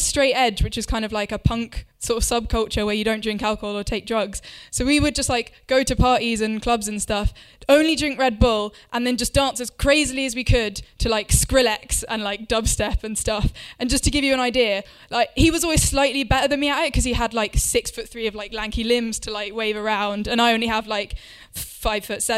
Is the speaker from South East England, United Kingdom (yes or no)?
yes; Winchester, South East England, United Kingdom; my hometown of Winchester